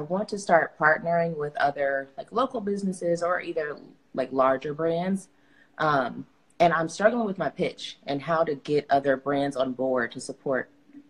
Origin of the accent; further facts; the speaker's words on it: Indianapolis, Indiana, United States; I'm from Indianapolis, Indiana.